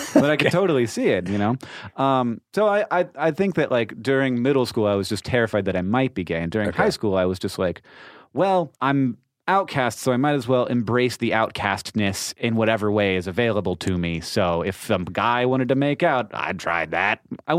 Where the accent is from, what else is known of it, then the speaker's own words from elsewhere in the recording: Orlando, Florida, United States; I grew up in Orlando.